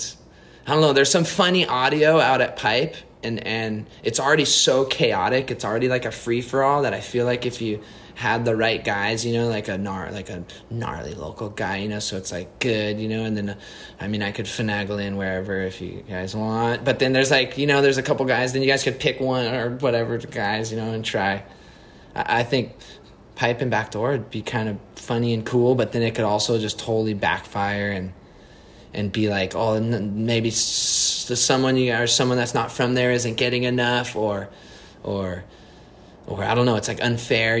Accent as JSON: {"language": "English", "region": "Hawaii", "country": "United States", "said": "I'm from Hawaii and I live right here"}